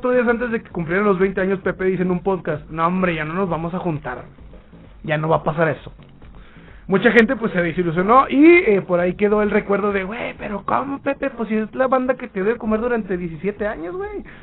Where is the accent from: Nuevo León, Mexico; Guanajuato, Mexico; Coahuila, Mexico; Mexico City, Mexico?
Nuevo León, Mexico; Santa Catarina; No, hombre, yo soy, yo soy de Santa Catarina.